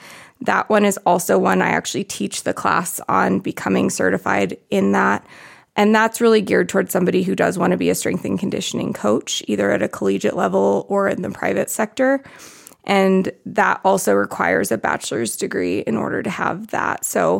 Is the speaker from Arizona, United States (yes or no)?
yes; Arizona, United States; I'm from Arizona.